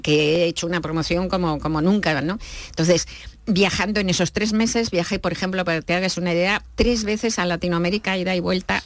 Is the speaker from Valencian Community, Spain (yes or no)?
no; Madrid, Community of Madrid, Spain; yo soy de Madrid